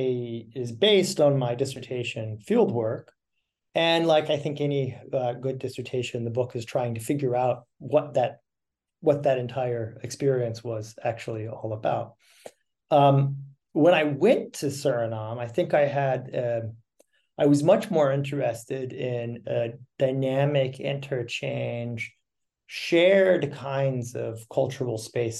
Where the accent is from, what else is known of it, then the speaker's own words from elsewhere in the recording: Virginia, United States; Well, I'm originally from Virginia, and I suppose that had a great deal of bearing on my decision to become an anthropologist